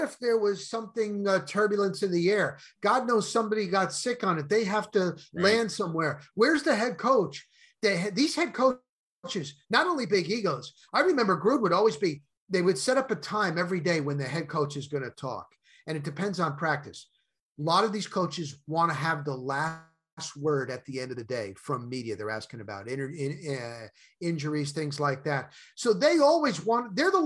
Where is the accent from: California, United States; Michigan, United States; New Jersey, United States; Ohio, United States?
New Jersey, United States; moved away; I'm from New Jersey and college sports are not big there